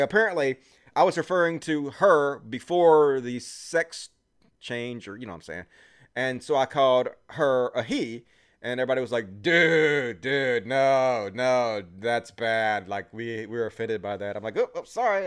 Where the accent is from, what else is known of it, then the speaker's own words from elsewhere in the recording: Mississippi, United States; I'm from Mississippi